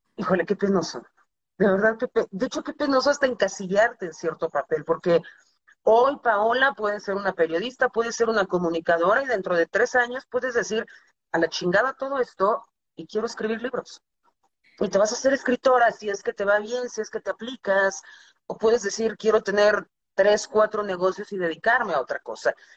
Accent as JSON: {"language": "Spanish", "country": "Mexico", "tie": "born or raised there", "also_born_or_lived": "United States", "said": "toda mi educación formal fue en México, primaria, secundaria, universidad, todo"}